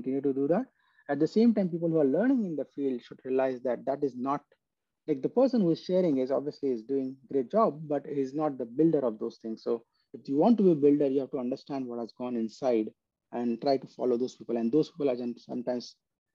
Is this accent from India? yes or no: yes; India; moved away as an adult; flew from US to my hometown